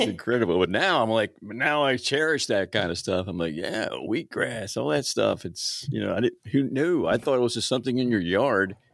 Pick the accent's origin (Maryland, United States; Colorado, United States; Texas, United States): Maryland, United States; Baltimore; moved away; also born or lived in Florida; I grew up in Baltimore